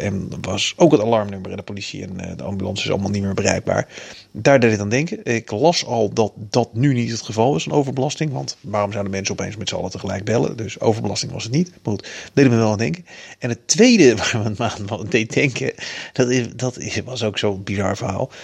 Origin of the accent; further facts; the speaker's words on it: Amsterdam, North Holland, Netherlands; moved away as an adult; now in Apeldoorn, Netherlands; ik kom uit Amsterdam